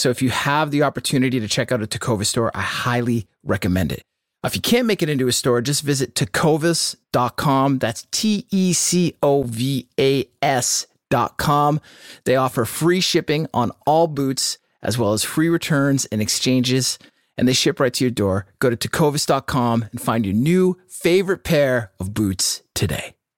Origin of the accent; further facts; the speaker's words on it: Clinton, Massachusetts, United States; City Hall Music in Clinton, Mass, right on High Street, my hometown record store